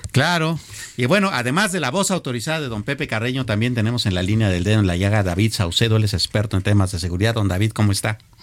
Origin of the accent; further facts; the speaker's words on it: Mexico; nosotros estamos más bien los como mexicanos